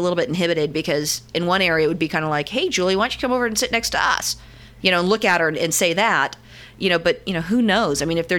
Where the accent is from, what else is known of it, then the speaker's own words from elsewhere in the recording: New York, United States; Yeah, see, that's the benefits of growing up in New York.